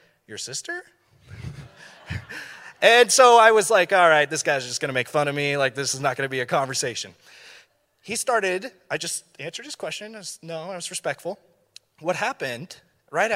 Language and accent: English; Thousand Oaks, California, United States; here in Thousand Oaks